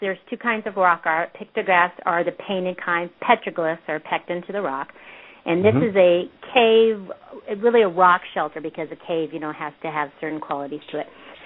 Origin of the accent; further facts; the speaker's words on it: Porterville, California, United States; I was born and raised in Porterville, California